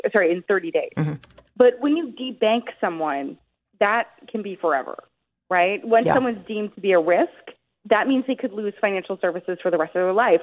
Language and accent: English; Oshawa, Ontario, Canada; I'm from Oshawa. The factories here are closing